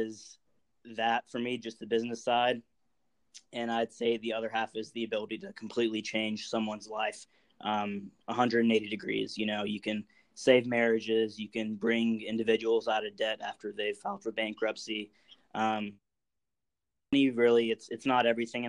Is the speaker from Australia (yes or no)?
no; California, United States; I was born in California